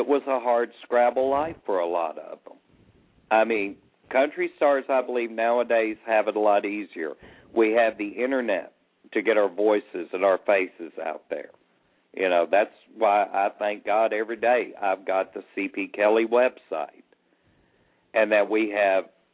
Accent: Arkansas, United States; I grew up in Arkansas

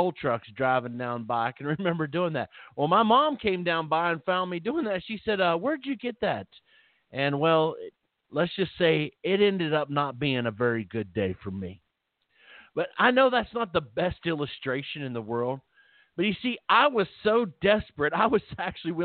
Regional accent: Philippi, West Virginia, United States; moved away; also born or lived in Belington, West Virginia; I lived back in West Virginia at the time, and there was, we lived in a little town

